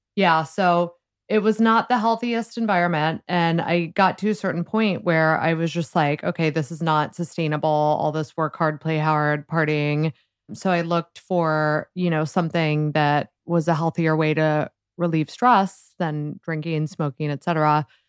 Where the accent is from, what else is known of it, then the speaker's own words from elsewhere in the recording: Columbus, Ohio, United States; moved away as an adult; also born or lived in Washington, D.C. / New York; I grew up in Columbus, Ohio